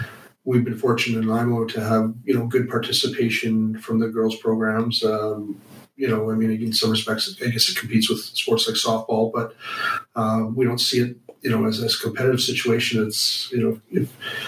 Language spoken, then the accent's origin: English; the Interior, British Columbia, Canada; moved away; also born or lived in Vancouver Island; growing up in my hometown up in the interior